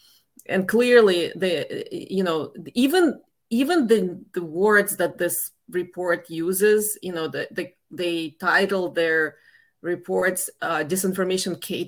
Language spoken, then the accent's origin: English; Russia; moved away as an adult; now in United States; I left the former Soviet Union. I mean, I grew up in the Soviet Union, then it collapsed.